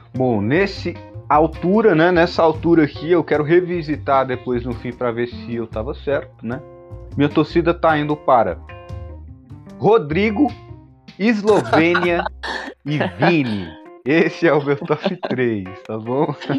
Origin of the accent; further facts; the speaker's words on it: Brazil; me entender como brasileiro